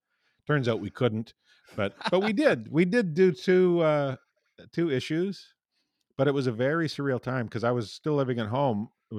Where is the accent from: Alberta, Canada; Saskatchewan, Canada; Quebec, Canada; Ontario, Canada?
Saskatchewan, Canada; Tisdale; my hometown. I don't know how proud they are, but...